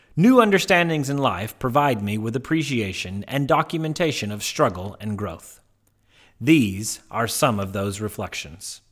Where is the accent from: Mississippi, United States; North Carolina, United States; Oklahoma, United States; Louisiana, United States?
Mississippi, United States; Tupelo; I was born in Tupelo, Mississippi in 1983